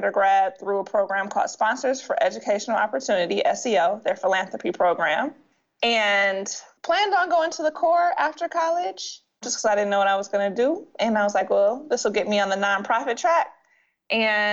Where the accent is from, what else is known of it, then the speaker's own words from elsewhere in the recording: Detroit, Michigan, United States; I'm from Detroit